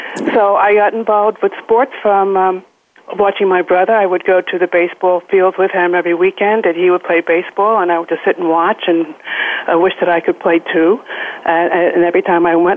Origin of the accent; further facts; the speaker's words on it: New Rochelle, New York, United States; I was born and raised in New Rochelle, New York.